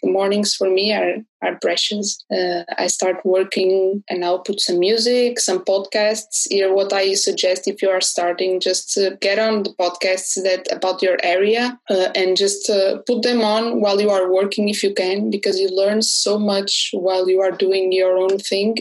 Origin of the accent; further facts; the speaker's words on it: Porto, Norte, Portugal; I'm an illustrator from Porto